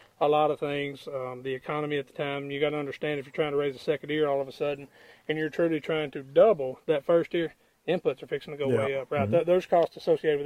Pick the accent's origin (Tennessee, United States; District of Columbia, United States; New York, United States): Tennessee, United States; West; I'm from Tennessee